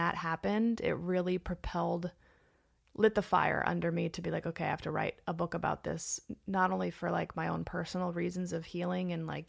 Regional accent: Los Angeles, California, United States; Born and raised in Los Angeles.

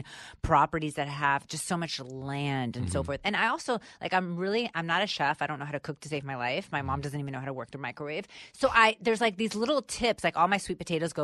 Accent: United States; I was born here in the United States

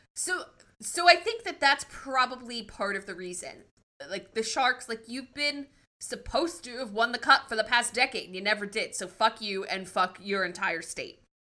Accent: New Jersey, United States; where I lived, there were no Flyers fans. It was all Rangers fans

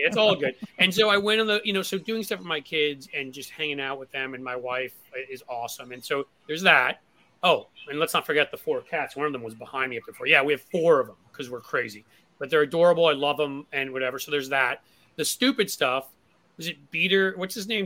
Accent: New York, United States; moved away; I grew up in New York

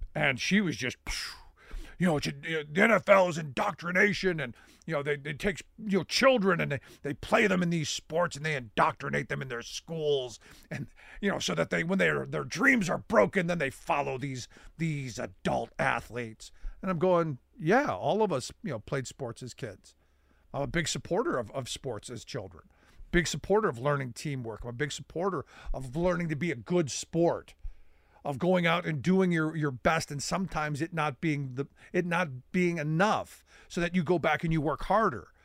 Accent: Cleveland, Ohio, United States; growing up in Cleveland.

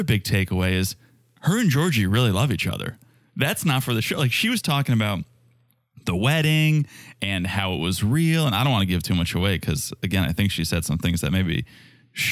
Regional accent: Connecticut, United States; I'm from Connecticut

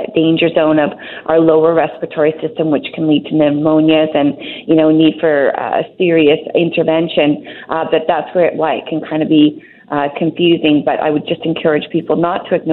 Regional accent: Hong Kong; I was born in Hong Kong and raised in Hong Kong

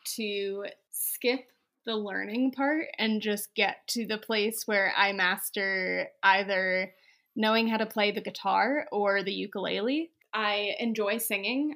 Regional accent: Pennsylvania, United States; moved away; I grew up in Pennsylvania

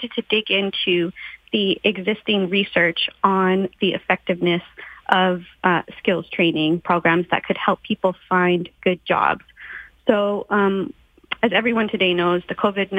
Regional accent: Alberta, Canada; moved away; having myself been born and raised in Alberta and still having many friends and family members in the area

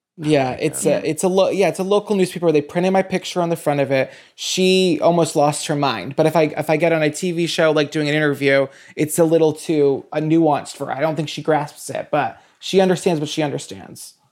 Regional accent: New Bedford, Massachusetts, United States; I'm from, I'm from New Bedford.

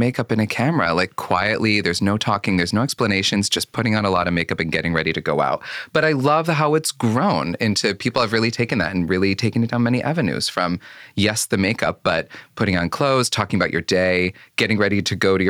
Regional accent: Syracuse, New York, United States; I grew up in Syracuse, New York

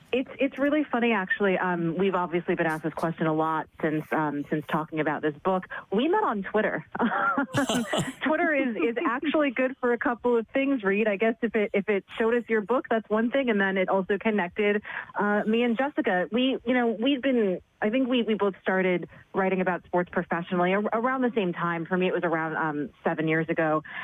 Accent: New York City, New York, United States; I'm, I'm, born and raised in New York City

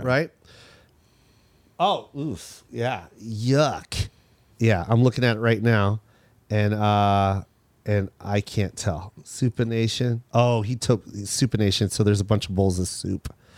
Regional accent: Seattle, Washington, United States; we're from Seattle

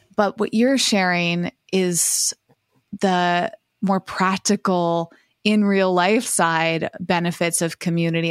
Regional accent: Massachusetts, United States; now in Los Angeles, United States; when I grew up in Massachusetts, it was the opposite 'cause I was in a small town

